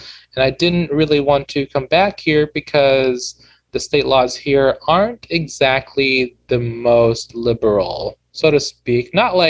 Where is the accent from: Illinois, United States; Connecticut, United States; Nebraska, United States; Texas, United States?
Nebraska, United States; Lincoln; also born or lived in China / Wageningen, Netherlands; I grew up here. I grew up here in Lincoln, and I had a good time.